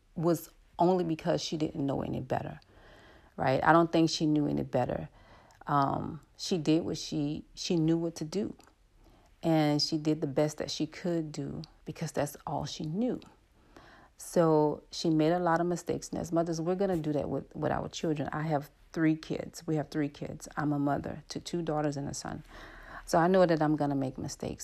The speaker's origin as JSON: {"language": "English", "town": "New Orleans", "region": "Louisiana", "country": "United States", "said": "I'm from New Orleans, and I lived in the Ninth Ward of New Orleans"}